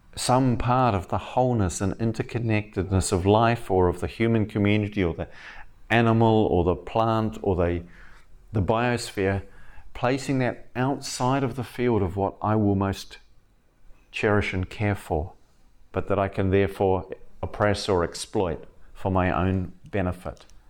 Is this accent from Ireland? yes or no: no; the deep south of New Zealand, South Island, New Zealand; moved away; I grew up in New Zealand as a kinda, a weird kid from a strange background